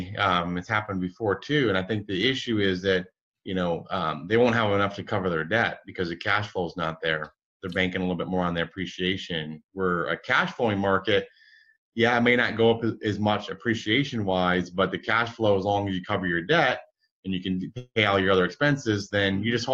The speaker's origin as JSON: {"language": "English", "region": "Midwest", "country": "United States", "tie": "born or raised there", "said": "I grew up in the Midwest."}